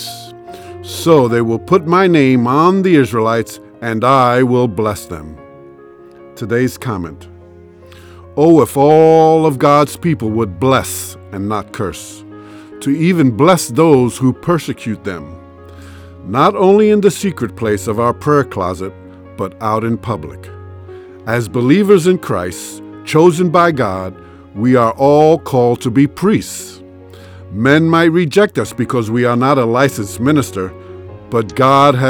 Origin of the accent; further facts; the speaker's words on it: New York City, New York, United States; I grew up in New York City among a vast number of different races and religions.